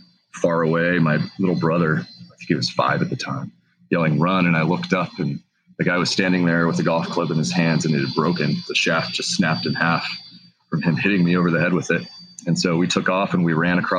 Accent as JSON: {"language": "English", "town": "Fort Worth", "region": "Texas", "country": "United States", "tie": "born or raised there", "moved": "yes", "lives_now": "Washington, United States", "said": "I grew up in Texas, Fort Worth, Texas."}